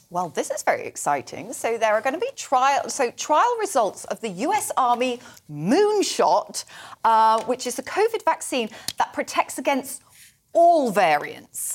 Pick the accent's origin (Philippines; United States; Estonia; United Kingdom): United Kingdom; Somerset, South West England; accent: Somerset; my Somerset accent